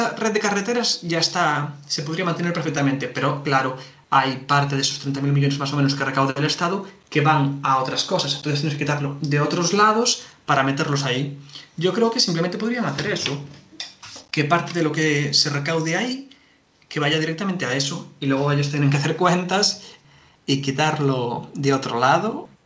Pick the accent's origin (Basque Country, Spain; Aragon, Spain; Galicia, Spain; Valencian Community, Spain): Galicia, Spain; nosotros somos de Galicia